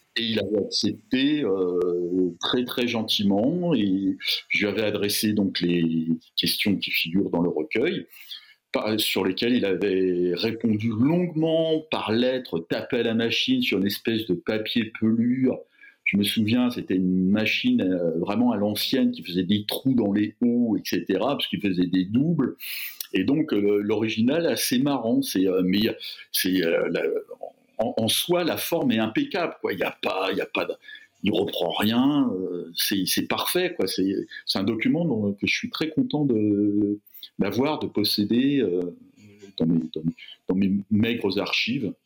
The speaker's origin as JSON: {"language": "French", "town": "Fontenay-sous-Bois", "region": "Île-de-France", "country": "France", "tie": "born or raised there", "said": "la ZUP de mon enfance à Fontenay-sous-Bois"}